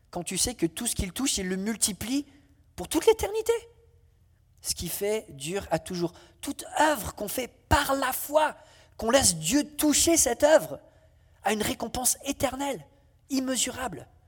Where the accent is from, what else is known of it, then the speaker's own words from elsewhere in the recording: France; Alors, euh, comme je suis français, j'aime bien la cuisine